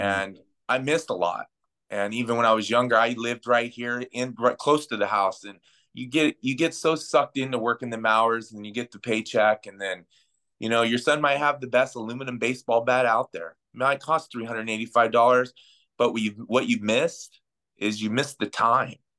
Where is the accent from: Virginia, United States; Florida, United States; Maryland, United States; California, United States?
California, United States; Pinyon Hills; also born or lived in Pasadena, California / Covina, California; my mom moved me with my, up to my grandparents' house in Pinyon Hills, California, by Feeland Wrightwood Ski Resort up in that area.